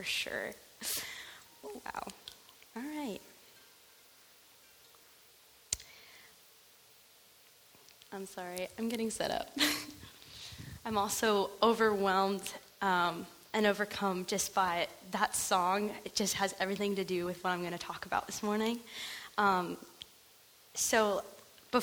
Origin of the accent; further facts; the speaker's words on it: North Carolina, United States; now in California, United States; I grew up in a small town in smack dab middle of North Carolina, so I'm actually not from California, from the East Coast